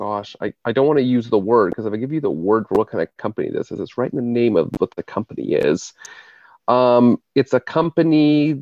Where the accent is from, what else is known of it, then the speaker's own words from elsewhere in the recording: Philadelphia, Pennsylvania, United States; we're from Philadelphia